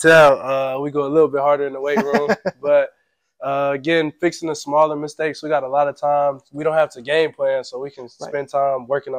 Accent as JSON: {"language": "English", "region": "North Carolina", "country": "United States", "said": "we're from North Carolina."}